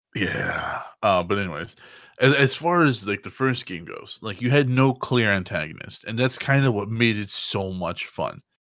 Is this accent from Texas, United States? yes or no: yes; Texas, United States; I'm from Texas